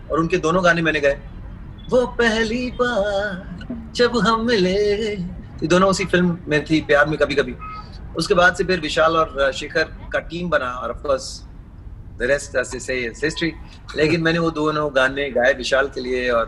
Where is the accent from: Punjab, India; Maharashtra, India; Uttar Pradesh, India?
Maharashtra, India; Mumbai; चूंकि मैं मुंबई में पला पड़ा हूँ मेरा सेकंड लैंग्वेज मराठी है मैंने स्कूल में सीखा है